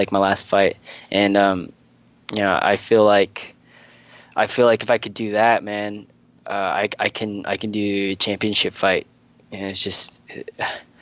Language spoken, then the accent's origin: English; Sioux Falls, South Dakota, United States; moved away as an adult; also born or lived in Brisbane, Australia; now in Australia